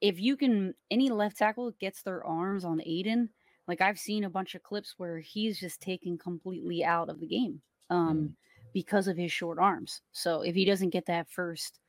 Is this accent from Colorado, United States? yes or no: no; New Jersey, United States; accent: South Jersey Philly; moved away as an adult; also born or lived in Philadelphia, Pennsylvania; now in Miami, United States; I'm from South Jersey, like cool. New Jersey, and I will spend a lot of time in Philly